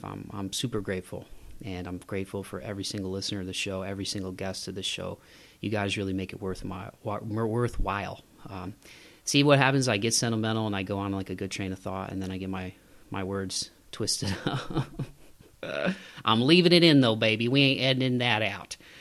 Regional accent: Midwest, United States; I'm from the Midwest, so we put, we put, we put Y's before

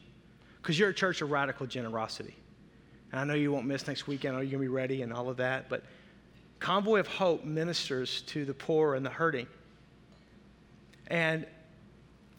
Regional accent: the South, United States; I'm from the South

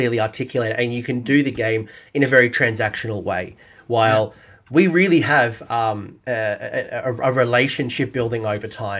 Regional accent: Australia

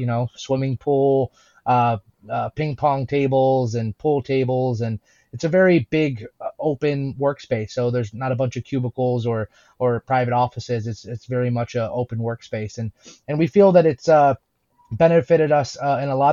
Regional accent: United States; myself and Zach, my business partner, we're from America

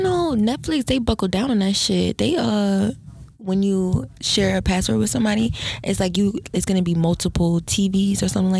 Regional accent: Trenton, New Jersey, United States; now in Atlanta, United States; I'm from Trenton

